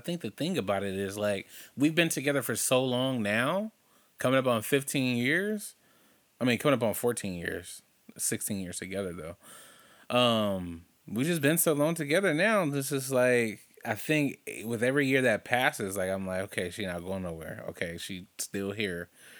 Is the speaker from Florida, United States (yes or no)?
no; Compton, California, United States; growing up in Compton, living in my great-great-grandma's house, off of Rosecrans, that was the place that when I think of home, that was home for me because that's where we lived the longest